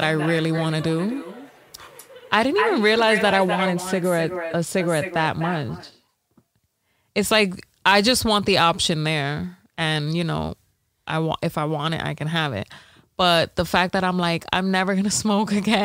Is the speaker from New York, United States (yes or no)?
yes; New York, United States; I'm from New York.